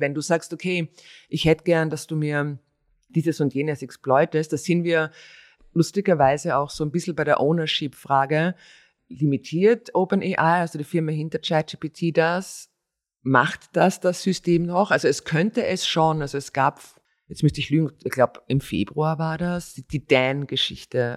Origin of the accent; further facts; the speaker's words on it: Styria, Austria; ich bin Steirer